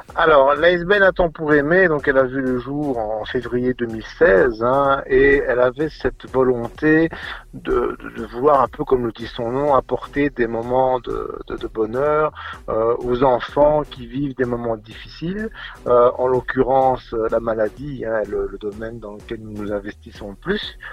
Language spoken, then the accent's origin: French; Charleroi, Wallonia, Belgium; Charleroi, pour moi, c'est mon pays. Hein. C'est là où j'ai grandi